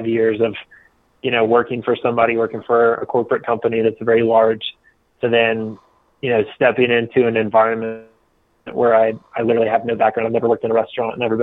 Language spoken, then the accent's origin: English; outside of Atlanta, Georgia, United States; moved away; also born or lived in Birmingham, Alabama; I grew up in outside of Atlanta, Georgia